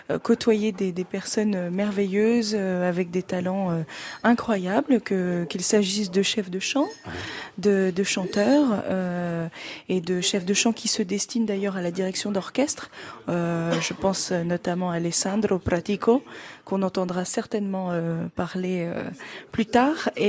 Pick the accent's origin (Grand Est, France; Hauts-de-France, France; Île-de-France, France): Hauts-de-France, France; Laon; born there; mais je suis maintenant plus bourguignonne que picarde parce que oui, je suis né dans l'Aisne, dans le 02 à Lan, personne ne connaît cette magnifique ville